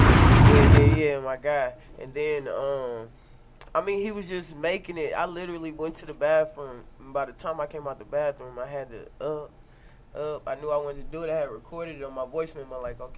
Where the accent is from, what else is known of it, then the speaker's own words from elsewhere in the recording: St. Louis, Missouri, United States; Born and raised in St. Louis.